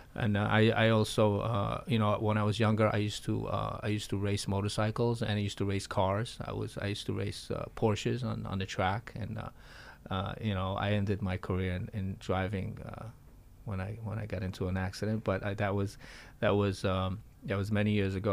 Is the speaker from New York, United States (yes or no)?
yes; New York, United States; also born or lived in Florida; I am a New Yorker and I love New York